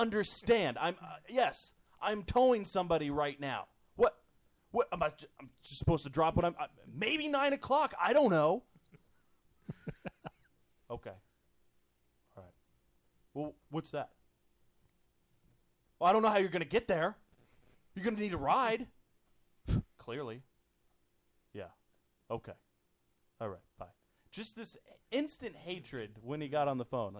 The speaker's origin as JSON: {"language": "English", "region": "Kentucky", "country": "United States", "tie": "born or raised there", "moved": "yes", "said": "I grew up in Kentucky."}